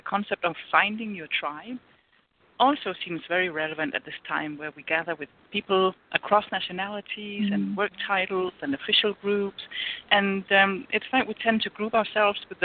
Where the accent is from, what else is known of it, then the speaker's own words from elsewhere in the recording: Denmark; moved away as an adult; I'm from Denmark, and I live here now